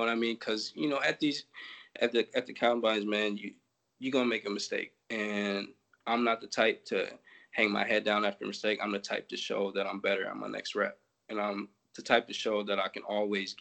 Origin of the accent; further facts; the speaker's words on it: Wisconsin, United States; I'm from Wisconsin